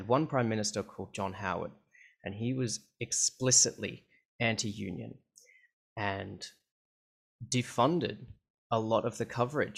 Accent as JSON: {"language": "English", "town": "Canberra", "region": "Australian Capital Territory", "country": "Australia", "tie": "born or raised there", "moved": "yes", "lives_now": "Melbourne, Australia", "said": "So even though I live in Melbourne nowadays, I grew up in Canberra of Australia, which is it's the capital."}